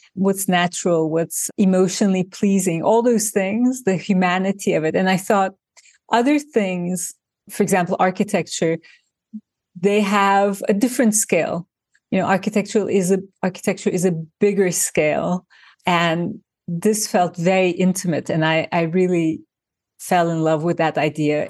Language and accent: English; Turkey; now in New York, United States; I grew up in Turkey